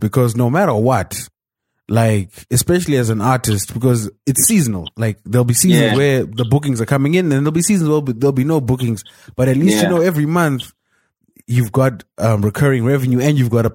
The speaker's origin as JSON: {"language": "English", "country": "Zimbabwe", "said": "I'm Zimbabwean, man."}